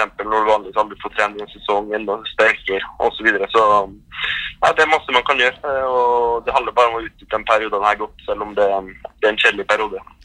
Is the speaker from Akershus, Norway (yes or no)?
no; Trondheim, Trøndelag, Norway; moved away as an adult; now in Paris, France; være hjemme i Trondheim med familien